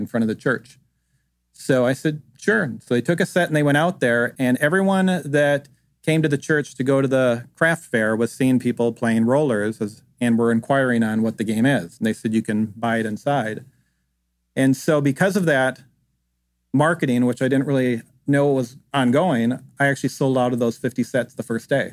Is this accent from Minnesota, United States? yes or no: yes; Minnesota, United States; moved away; I grew up in Minnesota where we played a lot of outdoor games